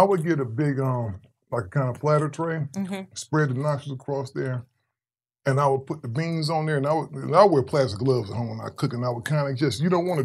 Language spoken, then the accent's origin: English; Cleveland, Ohio, United States; moved away as an adult; also born or lived in Long Beach, California; I'm originally from Cleveland, Ohio